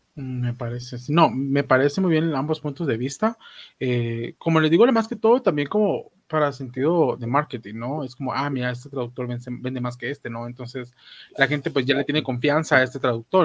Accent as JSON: {"language": "Spanish", "country": "Guatemala", "said": "como guatemalteco"}